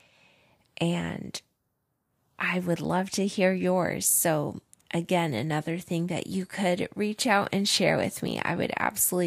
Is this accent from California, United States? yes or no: no; upstate New York, United States; also born or lived in Illinois; we moved to upstate New York to the beautiful Adirondack Mountains when I was 7